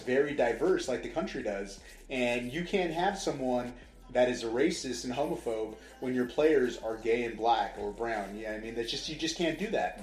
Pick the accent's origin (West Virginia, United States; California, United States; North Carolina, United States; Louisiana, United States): California, United States; Southern; now in Las Vegas, United States; I'm from Southern California